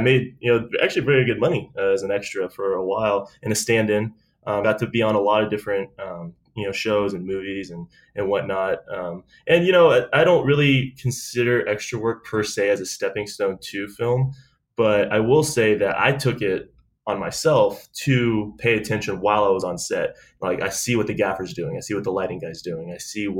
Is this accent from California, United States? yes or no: no; Delaware, Ohio, United States; moved away as an adult; also born or lived in Columbus, Ohio / San Diego; now in Los Angeles, United States; I'm actually from Delaware, Ohio. That's where I grew up anyway. I was born in Columbus